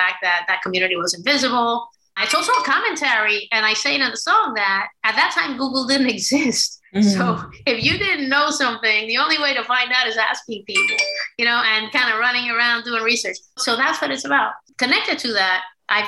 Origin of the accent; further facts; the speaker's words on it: Puerto Rico; moved away as an adult; also born or lived in Washington, D.C.; now in Philadelphia, United States; I was born and raised in Puerto Rico, and I moved to D.C. to go to law school at the age of 19